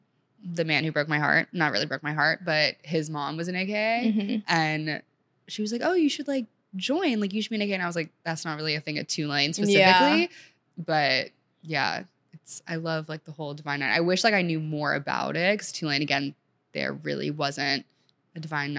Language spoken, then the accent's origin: English; Senegal; now in United States; so I went from, like, growing up in Senegal where, like, I would speak French regularly with, like, my nanny and just, like, school in general, to coming to the U.S.